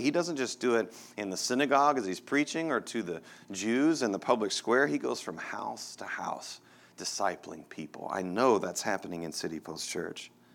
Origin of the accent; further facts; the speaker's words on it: Texas, United States; moved away as an adult; now in Denver, United States; I grew up in Texas, and I miss the people of Texas so much